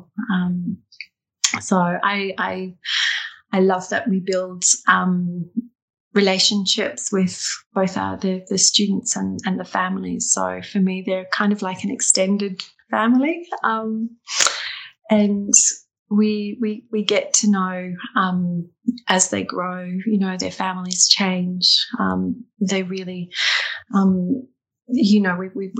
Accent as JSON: {"language": "English", "country": "Australia", "moved": "as an adult", "lives_now": "Dundee, United Kingdom", "said": "I'm not local, as I'm an Australian"}